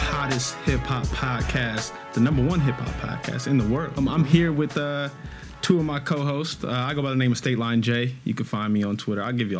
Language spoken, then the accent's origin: English; Inglewood, California, United States; I come from Inglewood, California.